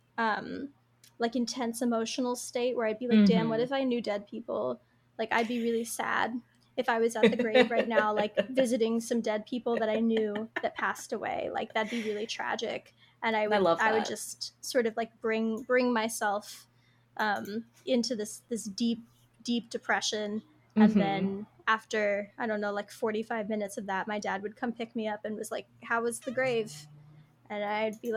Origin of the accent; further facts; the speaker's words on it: East Coast, United States; I'm from like a small little East Coast town